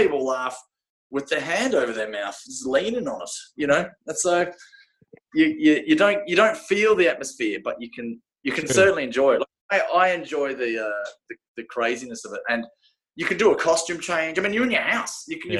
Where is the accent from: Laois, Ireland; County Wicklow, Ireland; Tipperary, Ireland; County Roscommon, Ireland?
County Wicklow, Ireland; Glendalough; We grew up in Wicklow anyway. Glendalough.